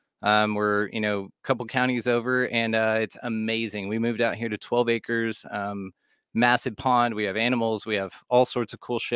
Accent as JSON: {"language": "English", "town": "Fort Worth", "region": "Texas", "country": "United States", "tie": "born or raised there", "said": "Born and raised in Fort Worth, Texas."}